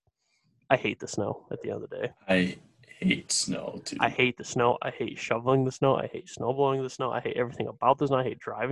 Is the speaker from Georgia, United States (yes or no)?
no; Detroit, Michigan, United States; I grew up in Metro Detroit